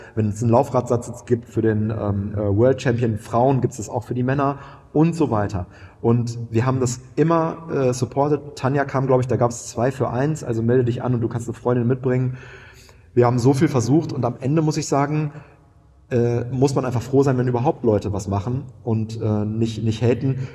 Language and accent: German; Münster, North Rhine-Westphalia, Germany; moved away as an adult; now in Hamburg, Germany; Ich komme aus Münster, aus einer, aus einer 70 Quadratmeter Wohnung mit meinem Zwillingsbruder und meiner alleinerziehenden Mama